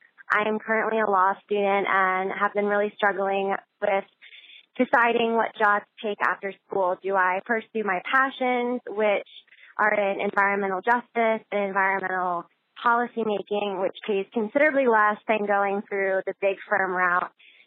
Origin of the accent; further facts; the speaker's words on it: Richmond, Virginia, United States; I am from Richmond, Virginia, and I just wanted to call and thank you in general for your blog